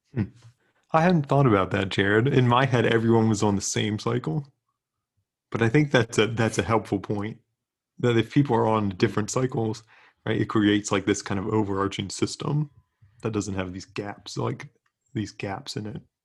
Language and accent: English; South Central Pennsylvania, United States; I'm from South Central P